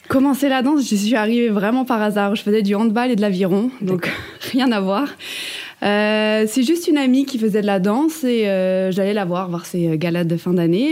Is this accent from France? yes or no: yes; Ardennes, Grand Est, France; je viens des Ardennes